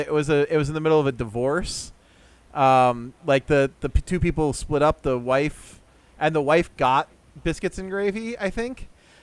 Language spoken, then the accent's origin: English; Port Orange, Florida, United States; I grew up in Port Orange.